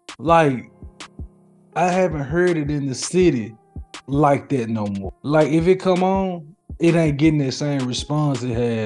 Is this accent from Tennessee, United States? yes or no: yes; Memphis, Tennessee, United States; as Memphians